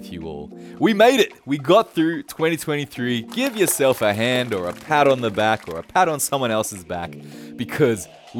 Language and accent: English; Australia; now in Japan; although I'm Australian, I live in Japan.